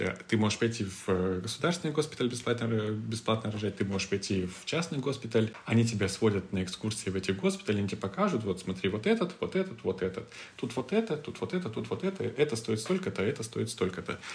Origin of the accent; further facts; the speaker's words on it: Moscow, Russia; moved away as an adult; also born or lived in Istanbul, Turkey; мы из России, мы из Москвы